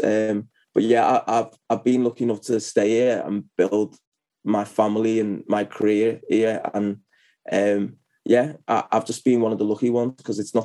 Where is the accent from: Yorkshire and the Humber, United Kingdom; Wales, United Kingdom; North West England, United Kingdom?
North West England, United Kingdom; Liverpool; I'm from Liverpool. I'm still based in Liverpool, which is northwest of England.